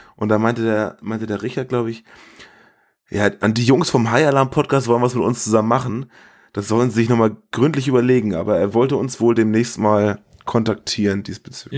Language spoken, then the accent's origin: German; Germany; wo ich herkomme, und ich sagte, I'm from Germany